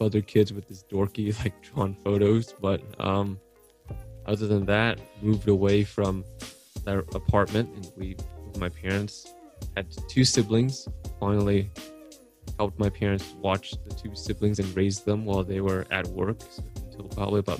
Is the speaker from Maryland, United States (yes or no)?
no; Aurora, Colorado, United States; I was born here, washed up in Aurora, Colorado